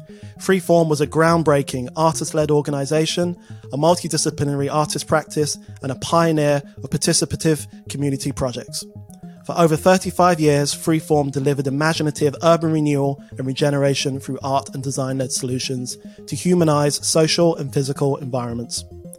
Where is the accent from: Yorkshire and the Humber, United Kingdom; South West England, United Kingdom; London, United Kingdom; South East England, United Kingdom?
London, United Kingdom; as somebody growing up in Hackney, across from one of your murals that you created with the Freeform Arts Collective.